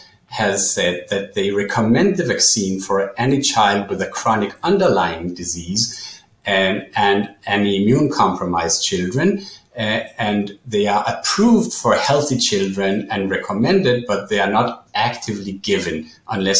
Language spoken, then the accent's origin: English; Israel; in my home country, in Israel